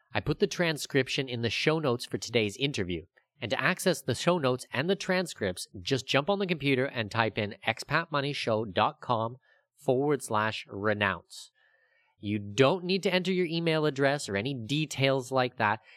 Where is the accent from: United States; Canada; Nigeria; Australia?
Canada; I'm Canadian